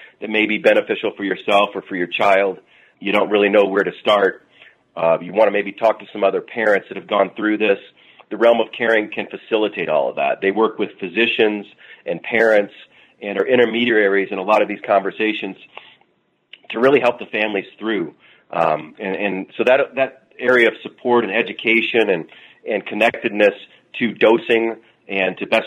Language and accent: English; Southern Indiana, United States; I'm from the Midwest and Indiana, Southern Indiana